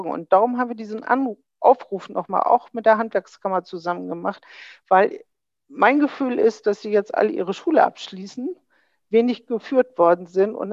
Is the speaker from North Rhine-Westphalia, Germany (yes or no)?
no; Bremen, Germany; Das sage ich ganz überzeugt als Bremerin.